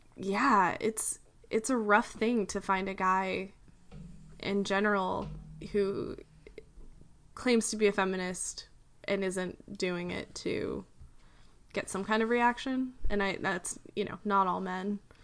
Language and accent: English; United States; as an American